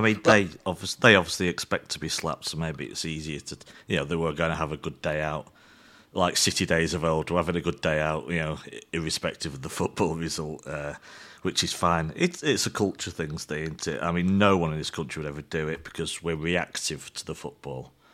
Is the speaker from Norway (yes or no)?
no; England, United Kingdom; as an English fan